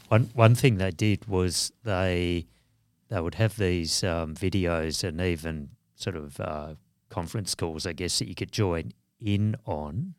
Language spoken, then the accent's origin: English; Australia; identity, I think, as, as being Australians